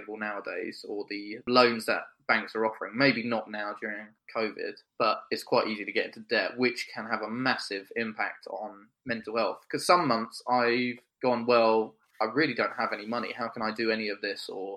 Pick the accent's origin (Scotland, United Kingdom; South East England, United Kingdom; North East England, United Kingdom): South East England, United Kingdom; Kent; also born or lived in Sussex; I'm from Kent, but being at Sussex, it's not that far away